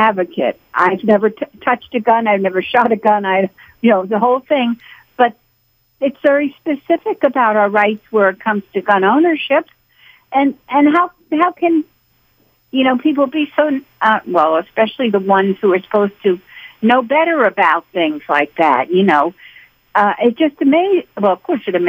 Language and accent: English; Northeast, United States; now in Dawsonville, United States; I'm from the Northeast and grew up around all this history.